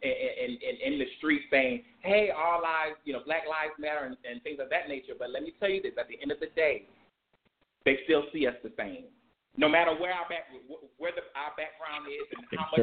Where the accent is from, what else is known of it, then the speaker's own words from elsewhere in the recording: South Carolina, United States; also born or lived in Atlanta / Washington, D.C.; now in New York, United States; I grew up in the country, and I grew up in South Carolina